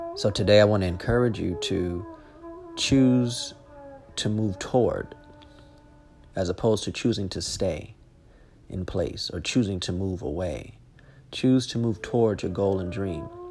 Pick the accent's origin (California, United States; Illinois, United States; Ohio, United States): California, United States; Los Angeles; moved away as an adult; born and raised in Los Angeles